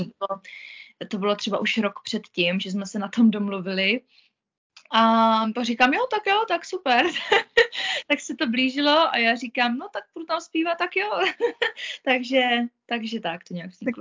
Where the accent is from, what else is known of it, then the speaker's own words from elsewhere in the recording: Moravia, Czechia; moved away as an adult; also born or lived in Mikulov; now in Zug, Switzerland; já jsem byla na Moravě u nás doma